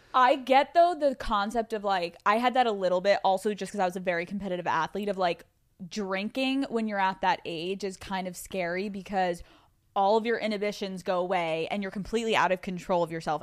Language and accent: English; Pennsylvania, United States; growing up in Pennsylvania